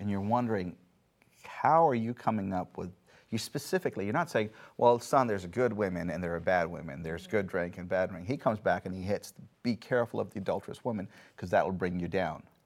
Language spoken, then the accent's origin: English; India; moved away; I grew up in India.